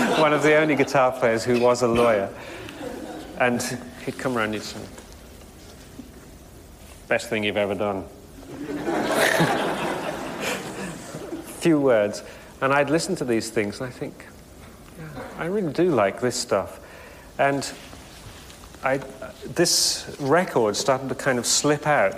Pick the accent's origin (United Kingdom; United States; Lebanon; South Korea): United Kingdom; England; I'm English